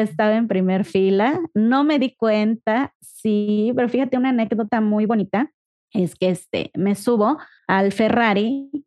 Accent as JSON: {"language": "Spanish", "town": "Ecatepec", "region": "State of Mexico", "country": "Mexico", "tie": "born or raised there", "moved": "as an adult", "lives_now": "Guadalajara, Mexico", "said": "nosotros venimos de Catepec, de Catepum. por allá andábamos, por allá vivimos, crecimos, nos conocimos, nos casamos"}